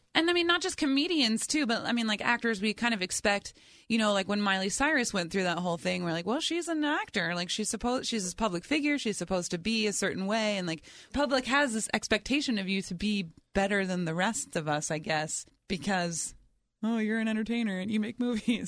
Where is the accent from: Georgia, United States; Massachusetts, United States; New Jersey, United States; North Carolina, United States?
New Jersey, United States; I grew up in New Jersey, and our field trips were always to D C.